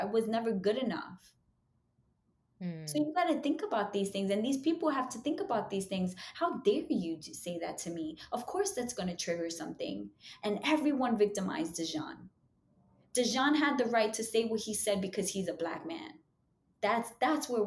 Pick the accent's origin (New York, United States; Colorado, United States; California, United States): New York, United States; New York City; I'm from Harlem. I still live in East Harlem